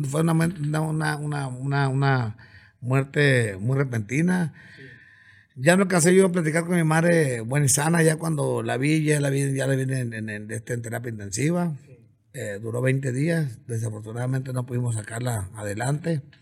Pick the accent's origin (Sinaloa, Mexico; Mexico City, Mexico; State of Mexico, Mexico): Sinaloa, Mexico; Coyotitán; also born or lived in Culiacán, Sinaloa / Mazatlán, Sinaloa; now in Ciudad Obregón, Mexico; nací en Culiacán. Nací en Culiacán, pero mi jefa, como que a, las, como que a los 5 o 6 días, la corrió mi abuela allá de la casa, yo creo, y nos fuimos para el rancho. El ombligo está en mi pueblito, está en Sinaloa